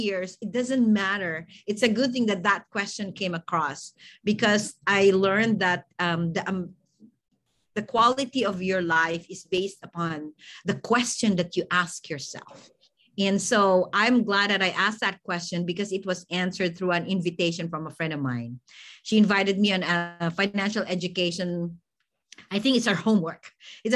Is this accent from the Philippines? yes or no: yes; Philippines; moved away as an adult; now in United States; I'm actually an immigrant from the Philippines. And so, you know, I'm very Filipino.